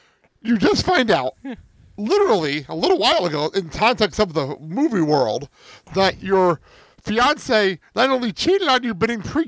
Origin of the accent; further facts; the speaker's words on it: Bergen County, New Jersey, United States; I grew up in Bergen County, so I'm not that far away from you.